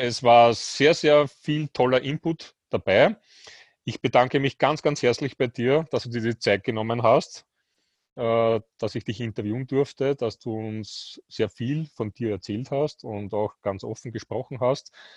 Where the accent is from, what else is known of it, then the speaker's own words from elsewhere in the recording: Austria; bei uns in Österreich